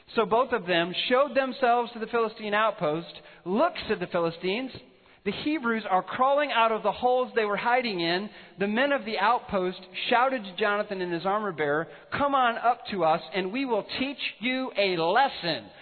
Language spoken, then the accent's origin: English; northwest Illinois, United States; now in Colorado, United States; When the potter was forming me in my mother's womb in, in northwest Illinois